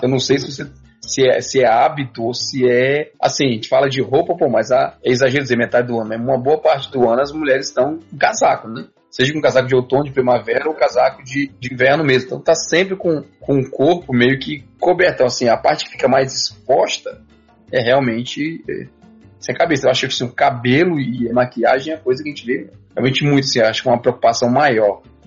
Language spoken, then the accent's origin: Portuguese; Northeast Region, Brazil; moved away as an adult; a gente veio do Nordeste, eu vim do Nordeste, você em parte também